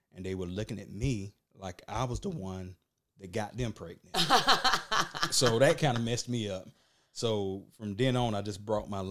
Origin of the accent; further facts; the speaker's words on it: Burke County, Georgia, United States; I'm from Burke County